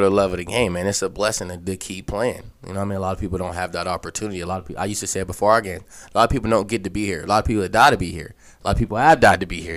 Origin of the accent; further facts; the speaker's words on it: Aliquippa, Pennsylvania, United States; I'm from Aliquippa